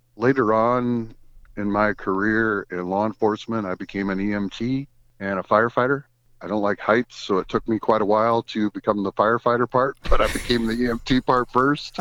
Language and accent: English; Goshen, Indiana, United States; I was born in Goshen, Indiana in nineteen sixty-seven. I spent my life in Goshen, Indiana, went to Goshen Elementary School, went to Goshen High School